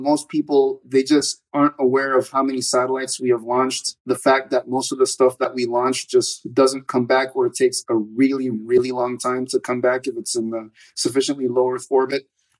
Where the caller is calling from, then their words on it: Austin, Texas, United States; Austin, Texas.